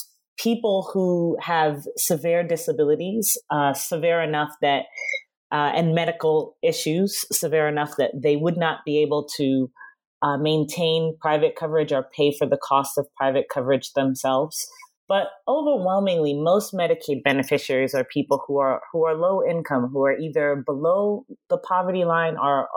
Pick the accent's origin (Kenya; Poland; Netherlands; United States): United States; Queens, New York; I am. That's the most important thing. I'm from Queens.